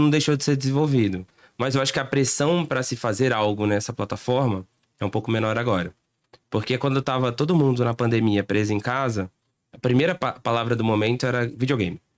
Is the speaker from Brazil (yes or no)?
yes; Brazil; a gente é, é, é meio malandro também como brasileiro